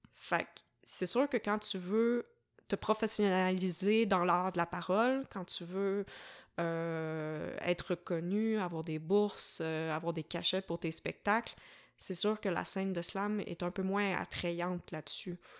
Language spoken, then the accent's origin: French; Varennes, Quebec, Canada; moved away as an adult; also born or lived in Sherbrooke; je suis originaire de la rive sud de Montréal. Euh, j'ai grandi à Varennes